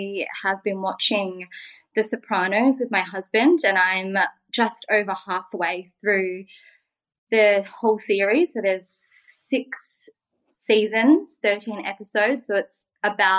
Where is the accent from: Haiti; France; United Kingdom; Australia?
Australia; I'm Vietnamese Australian.